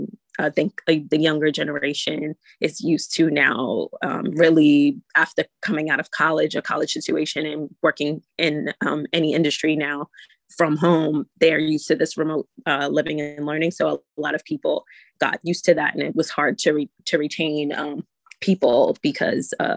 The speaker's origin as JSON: {"language": "English", "town": "New York City", "region": "New York", "country": "United States", "tie": "born or raised there", "also_born_or_lived": "Far Rockaway, New York", "said": "I'm from New York City, raised and born in the Bronx, and I live in Far Rockaway, New York"}